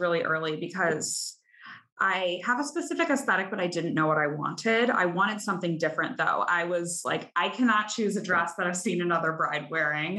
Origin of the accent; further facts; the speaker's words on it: Chicago, Illinois, United States; now in New York, United States; I'm originally from Chicago